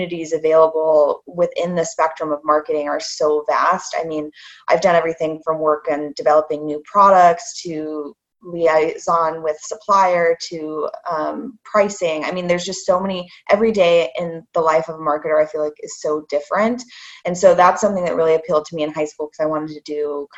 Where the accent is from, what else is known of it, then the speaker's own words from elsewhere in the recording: Indiana, United States; moved away as an adult; also born or lived in Charlotte, North Carolina; now in Scotland, United Kingdom; I grew up in Indiana and studied business there at the Kelly School of Business